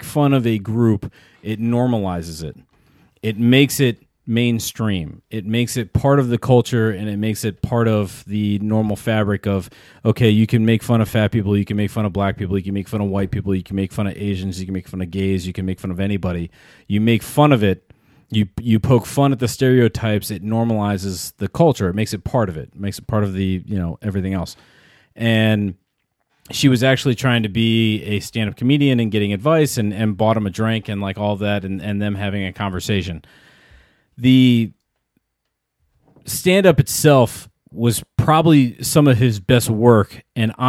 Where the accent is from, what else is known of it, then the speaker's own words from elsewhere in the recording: United States; as an American